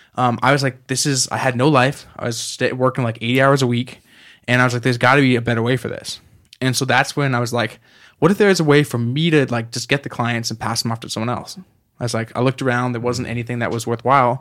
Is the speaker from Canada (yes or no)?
yes; Canada; moved away; I'm from Canada originally.